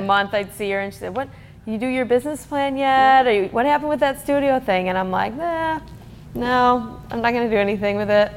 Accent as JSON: {"language": "English", "region": "Michigan", "country": "United States", "moved": "as an adult", "lives_now": "Bakersfield, United States", "said": "I was from Michigan, went to Michigan State University, and moved to Bakersfield right out of college"}